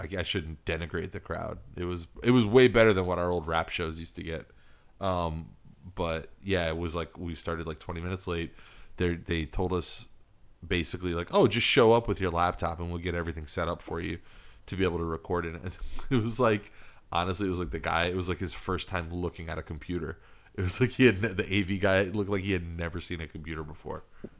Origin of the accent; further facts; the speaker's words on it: Philippines; moved away; I don't know. I've lost my accent now, so it's very easy to blend in.